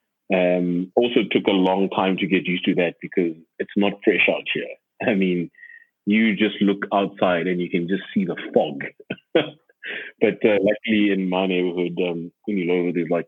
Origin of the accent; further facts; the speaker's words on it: Johannesburg, Gauteng, South Africa; moved away as an adult; also born or lived in Cape Town; I moved back last year in January, and I'm from Joburg